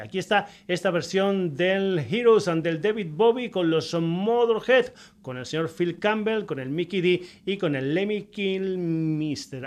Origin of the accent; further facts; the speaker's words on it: Badajoz, Extremadura, Spain; en mi tierra, concretamente en Badajoz